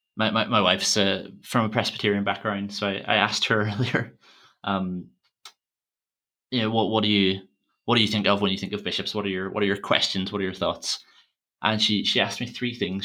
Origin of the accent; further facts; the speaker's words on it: Armagh, Northern Ireland, United Kingdom; Usher was, was Archbishop of Armagh, uh, my hometown